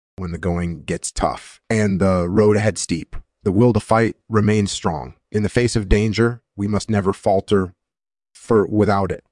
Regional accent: Netherlands; moved away; also born or lived in United States; I was born in the Netherlands, and I did my military service in the Netherlands

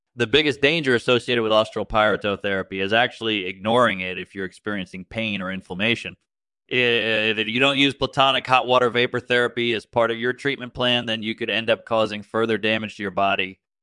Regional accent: Australia; I'm from Australia

